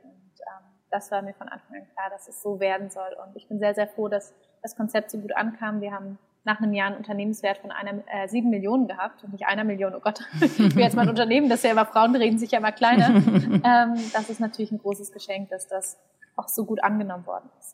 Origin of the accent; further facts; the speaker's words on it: Berlin, Germany; gebürtige Berlinerin